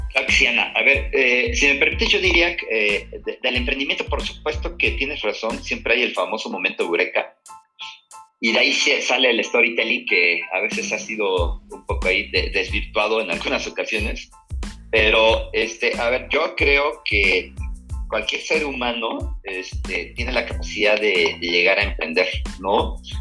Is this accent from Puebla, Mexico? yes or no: yes; Puebla, Mexico; now in Mexico City, Mexico; yo soy poblano, nací en Puebla, Puebla, aunque ya tengo pues, más de 20 años viviendo en la Ciudad de México